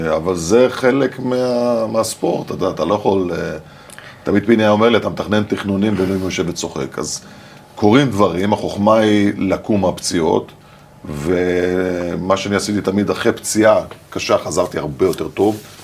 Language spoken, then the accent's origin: Hebrew; Haifa, Haifa District, Israel; אני גרתי בקריית חיים, ליד האצטדיון כדורגל של קריית חיים